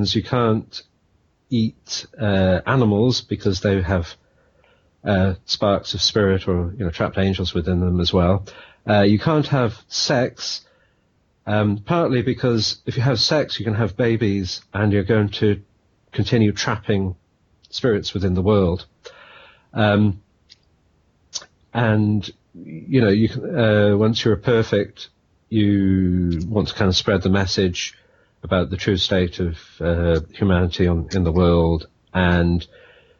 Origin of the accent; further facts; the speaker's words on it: Wales, United Kingdom; moved away as an adult; also born or lived in London / California; now in Dublin, Ireland; I'm from Wales, live in Dublin now, married to an Irish woman, and I've lived in and around London for 10 years as well, and in California for 10 years